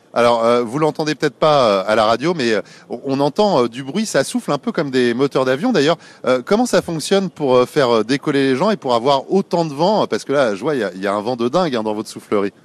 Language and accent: French; Paris, Île-de-France, France; chez nous à Paris ici du côté de la Villette